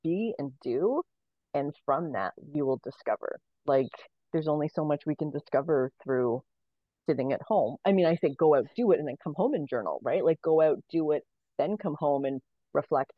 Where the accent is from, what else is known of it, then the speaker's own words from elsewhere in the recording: Canada; I was born in Canada into a ton of general privilege